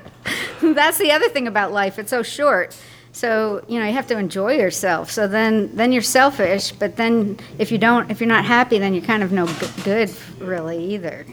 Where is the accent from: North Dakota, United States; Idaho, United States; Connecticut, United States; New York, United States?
Connecticut, United States; moved away as an adult; also born or lived in Maine / Pennsylvania / Swansea, Wales / Dolomites, Italy; now in Vermont, United States; I grew up in Connecticut